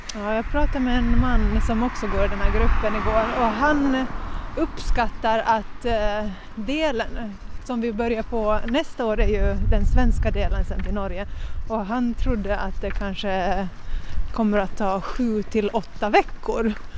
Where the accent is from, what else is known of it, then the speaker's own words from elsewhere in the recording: Jomala, Åland Islands; Jag är från Åland, från Jomala